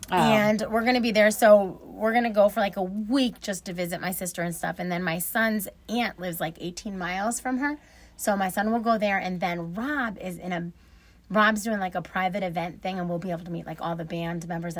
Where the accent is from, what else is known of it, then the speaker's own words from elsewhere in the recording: Buffalo, New York, United States; also born or lived in Panama City Beach, United States; I was born in Buffalo, New York. I spent half of my life in Buffalo, half in Panama City Beach, Florida.